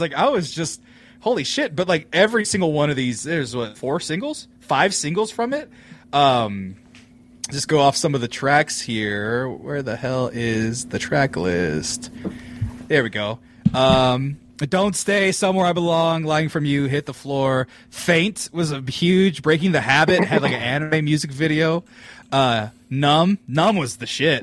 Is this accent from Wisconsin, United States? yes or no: no; California, United States; also born or lived in Fresno; I'm from California